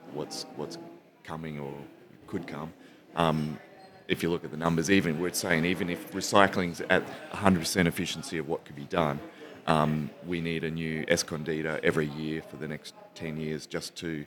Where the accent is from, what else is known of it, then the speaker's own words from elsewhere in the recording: New South Wales, Australia; Well, I am from New South Wales, but I don't know if I can pull that one, Greg.